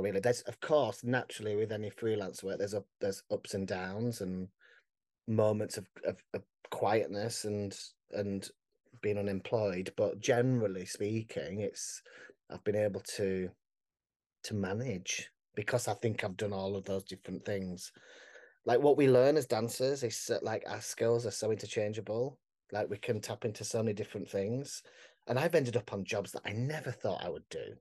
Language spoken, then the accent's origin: English; Barnsley, Yorkshire and the Humber, United Kingdom; I'm from Barnsley